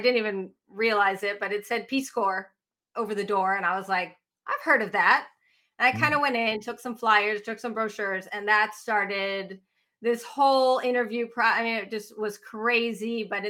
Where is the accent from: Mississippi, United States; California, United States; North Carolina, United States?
California, United States; San Diego; when I grew up in San Diego, there was always like, you know, it's perfect there.